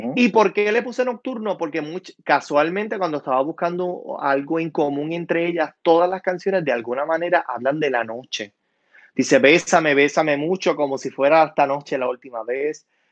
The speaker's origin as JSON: {"language": "Spanish", "town": "San Sebastián", "country": "Puerto Rico", "tie": "born or raised there", "also_born_or_lived": "Utuado", "said": "soy puertorriqueño, soy original de San Sebastián"}